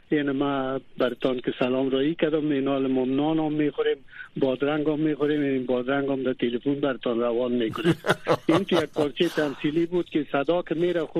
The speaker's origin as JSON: {"language": "Persian", "country": "Afghanistan", "also_born_or_lived": "Iran", "lives_now": "Germany", "said": "هر وقت در دو که از افغانستان آمدم"}